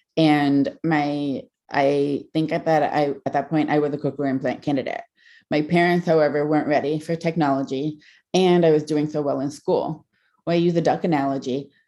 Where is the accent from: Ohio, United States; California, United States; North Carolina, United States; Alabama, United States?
Ohio, United States; Kent; I grew up in Kent, Ohio